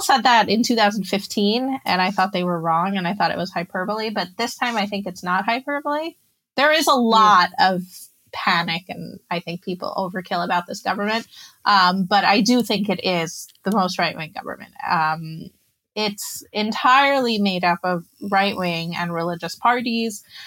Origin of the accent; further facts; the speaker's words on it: New Jersey, United States; moved away as an adult; now in Israel; I grew up in New Jersey. My mom's Israeli and my dad's American